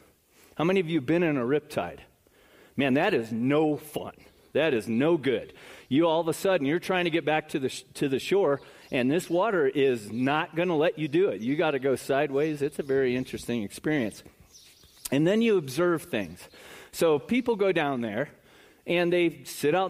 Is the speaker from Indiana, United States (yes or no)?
yes; South Bend, Indiana, United States; also born or lived in Chicago; now in Florida, United States; I was born in Chicago, raised in northern Indiana in South Bend, lived here for almost 25 years, and have just been in Florida for like a year and a half